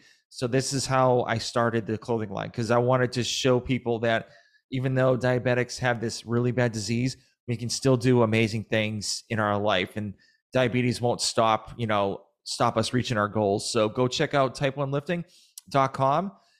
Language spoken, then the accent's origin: English; Massachusetts, United States; now in Georgia, United States; So I am from Massachusetts.